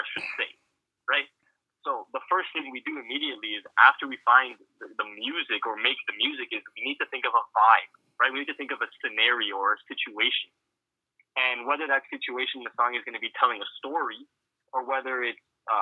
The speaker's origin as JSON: {"language": "English", "town": "Toronto", "region": "Ontario", "country": "Canada", "said": "we're from Toronto"}